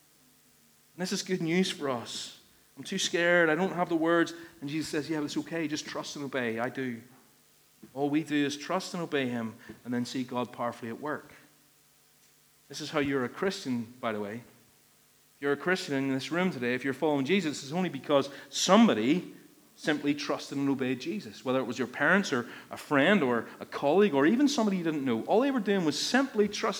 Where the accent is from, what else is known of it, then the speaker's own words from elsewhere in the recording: Ballymena, Northern Ireland, United Kingdom; I'm from Ballymena and I'm stingy.